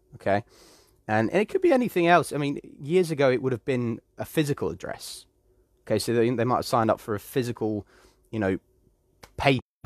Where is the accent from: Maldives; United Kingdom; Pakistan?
United Kingdom; I do come from the UK, and I am British